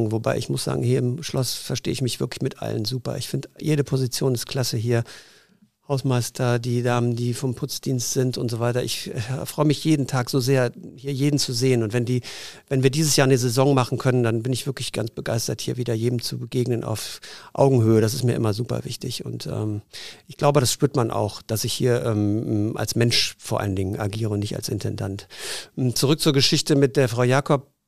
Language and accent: German; Zurich, Switzerland; born there; Ich bin ja halber Schweizer und äh, bin in Zürich geboren, strebe immer noch die Schweizer zweite Staatsbürgerschaft Schweiz an.